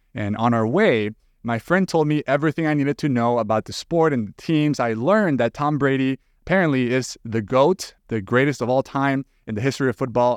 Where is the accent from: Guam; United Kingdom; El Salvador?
El Salvador; moved away as an adult; now in United States; I was actually born and raised in El Salvador, and it wasn't until some years ago that I moved to the U S